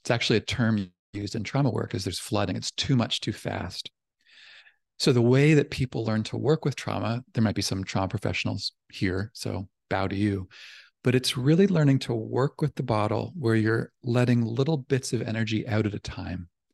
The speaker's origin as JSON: {"language": "English", "country": "Canada", "moved": "yes", "lives_now": "California, United States", "said": "I'm from Canada, but I'm down here in California"}